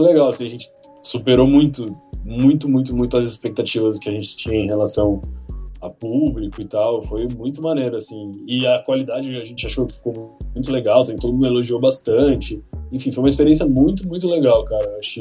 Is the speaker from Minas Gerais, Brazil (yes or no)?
no; São Sebastião, São Paulo, Brazil; moved away as an adult; now in São Paulo, Brazil; eu sou de São Sebastião, sou nascido em São Sebastião litoral de São Paulo